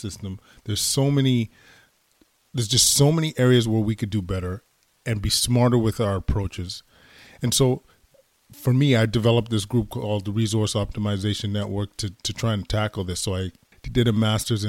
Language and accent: English; Edmonton, Alberta, Canada; moved away as an adult; now in Ottawa, Canada; born and raised in Edmonton, Alberta, Canada